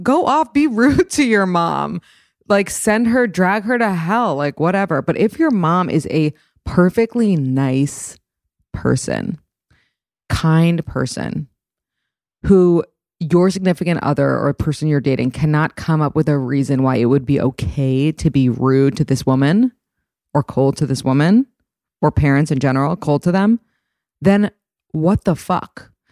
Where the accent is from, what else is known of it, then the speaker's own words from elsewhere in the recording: New York City, New York, United States; I grew up in New York City